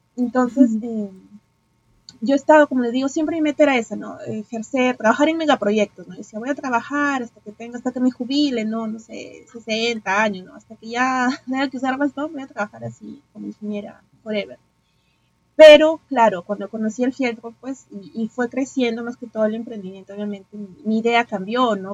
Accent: Piura, Peru; moved away as an adult; now in Lima, Peru; soy de Piura, pero ya vivo en la capital, pues ya hace desde el 2018

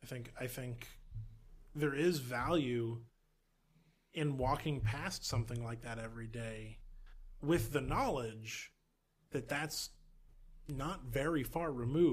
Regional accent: Texas, United States; growing up in Texas, I always felt like the Civil War is a thing that happened somewhere else.

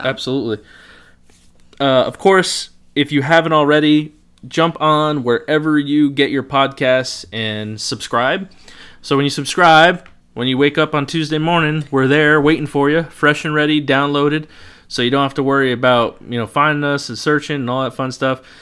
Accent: Lisbon, Connecticut, United States; accent: Norwich; I grew up in Lisbon.

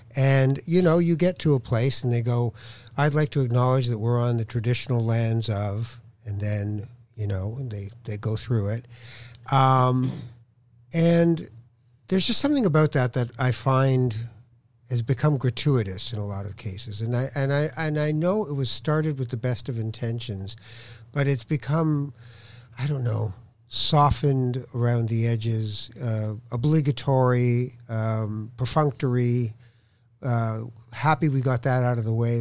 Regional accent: Toronto, Ontario, Canada; also born or lived in Morocco / Edmonton / Winnipeg; I had always lived in Toronto uh, growing up when we came from Morocco

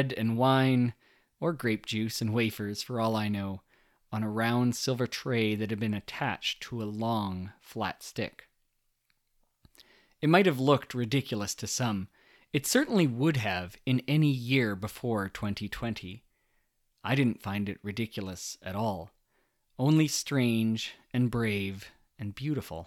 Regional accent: Canada; we're Canadian

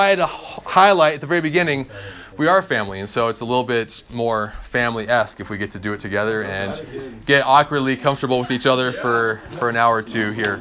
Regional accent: Eastern Oregon, United States; I grew up in Eastern Oregon

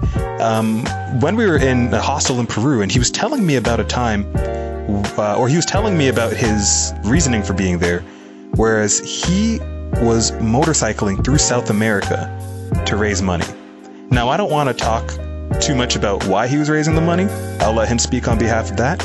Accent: Toronto, Ontario, Canada; I'm from Toronto

